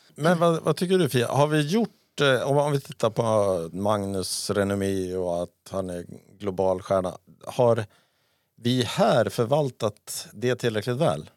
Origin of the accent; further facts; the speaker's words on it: Sweden; jag var från Sverige